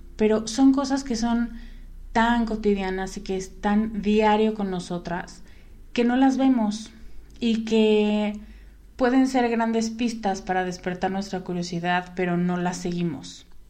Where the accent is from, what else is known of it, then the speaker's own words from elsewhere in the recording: Mexico; en México, cuándo en mi país de origen o en mi lugar de origen